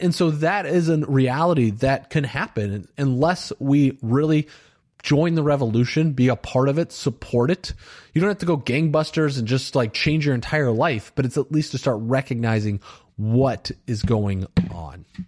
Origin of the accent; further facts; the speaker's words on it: Valparaiso, Indiana, United States; I grew up in a very white town in Valparaiso, Indiana